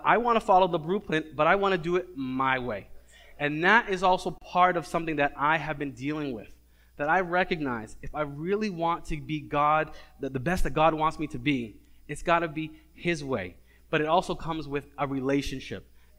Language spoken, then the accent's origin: English; Cambridge, Massachusetts, United States; I'm from Cambridge, and when it tells me to get to 93